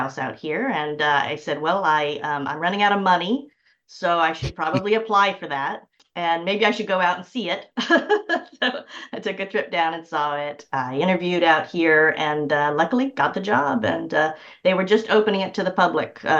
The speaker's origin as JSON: {"language": "English", "town": "Sacramento", "region": "California", "country": "United States", "tie": "born or raised there", "also_born_or_lived": "Malibu, California / Yuba City, California", "moved": "as an adult", "lives_now": "Los Angeles, United States", "said": "I was born and raised in Sacramento. So I'm a California girl. I'm just a Northern California girl"}